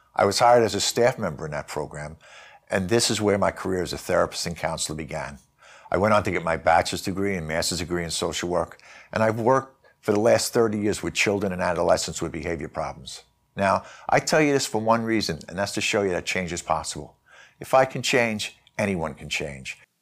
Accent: New York City, New York, United States; I grew up in New York City.

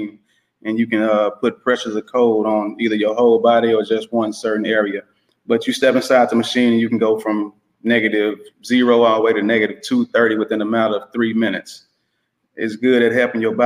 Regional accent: Dallas, Texas, United States; Yeah, I'm from Dallas, Texas.

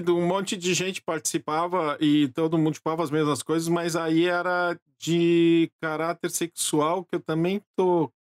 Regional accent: Gravataí, Rio Grande do Sul, Brazil; now in Porto Alegre, Brazil; Nasci em Porto né? Alegre, mas uh, vivi em Gravataí até meus 19 anos

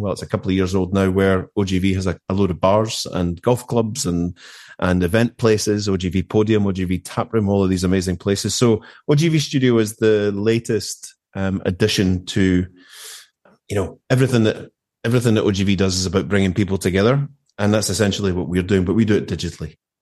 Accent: Erskine, Scotland, United Kingdom; moved away as an adult; also born or lived in Glasgow / Kemnay, Aberdeenshire; now in Aberdeenshire, United Kingdom; I grew up in Erskine, which is about twelve, fifteen miles outside of Glasgow.

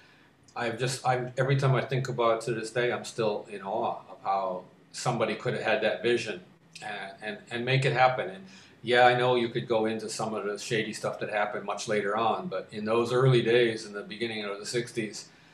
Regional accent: Detroit, Michigan, United States; born or raised there

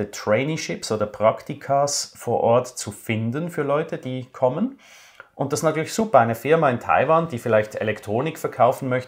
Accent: Switzerland; Das als Schweizer, das war dann sehr interessant.

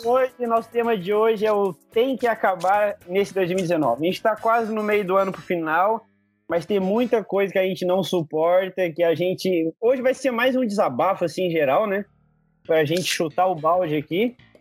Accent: Minas Gerais, Brazil; eu sou mineiro

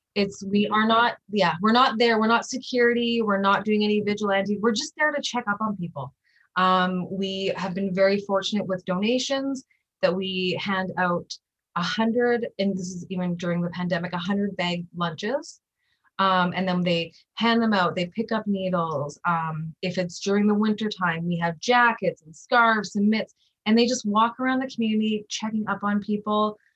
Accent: Winnipeg, Manitoba, Canada; also born or lived in Nova Scotia; I was brought up in North Kildonan, uh, well, Nova Scotia and North Kildonan

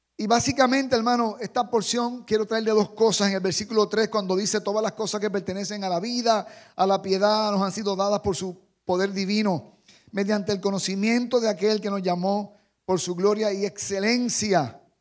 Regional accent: Jarabacoa, La Vega, Dominican Republic; también soy de, de este país. Y también soy de Jarabacoa

